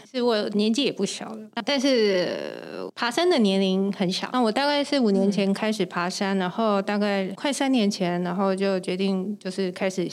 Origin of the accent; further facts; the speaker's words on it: Taiwan; 加上我一个台湾人